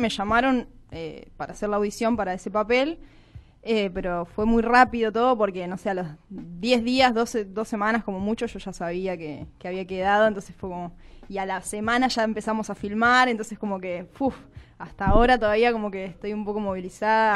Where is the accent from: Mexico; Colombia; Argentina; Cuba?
Argentina; Mar del Plata, Buenos Aires Province; moved away as an adult; yo soy de Mar del Plata, me vine a vivir acá hace cinco años.